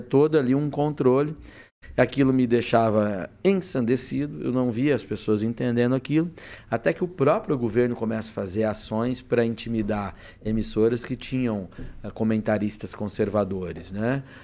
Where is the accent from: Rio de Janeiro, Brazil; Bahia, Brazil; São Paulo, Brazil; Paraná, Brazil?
São Paulo, Brazil; Presidente Venceslau; moved away; also born or lived in Curitiba; Eu saí, nasci no, em Presidente Venceslau, morei ali no Oeste tá. Paulista e tal. Depois eu fui para Curitiba para estudar jornalismo